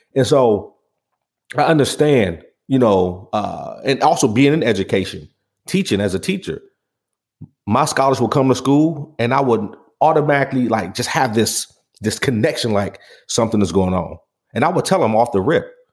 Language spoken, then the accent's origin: English; Pontiac, Michigan, United States; growing up on Saginaw in Pontiac, Michigan